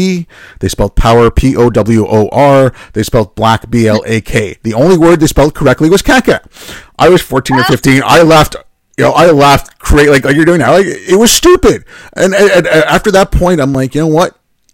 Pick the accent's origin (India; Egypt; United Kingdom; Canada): Canada; Montreal, Quebec; growing up in Montreal, yes, that has, you know, me being called a Paki, you know, now and then when I was a kid, yes, that does inform my worldview.